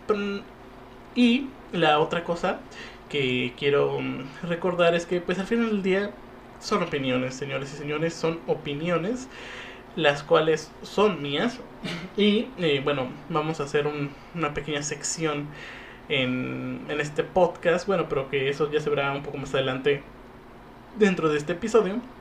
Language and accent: Spanish; Mexico; lo único que nos unía como mexicanos